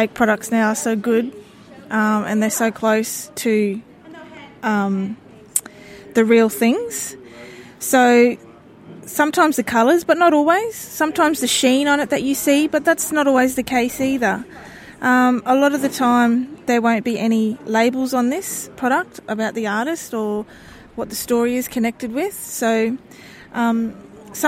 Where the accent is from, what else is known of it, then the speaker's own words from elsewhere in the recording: North Stradbroke Island, Queensland, Australia; I'm from the Kornamooka people of Mendjeriba, also known as North Stradbroke Island, off the coast of Brisbane.